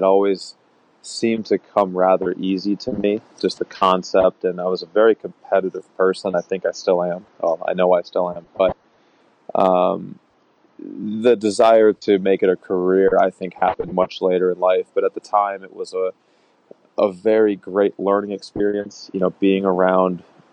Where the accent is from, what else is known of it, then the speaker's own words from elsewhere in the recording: Minnesota, United States; moved away as an adult; also born or lived in Nebraska / West Coast / East Coast; now in Rye, New York, United States; I grew up in Minnesota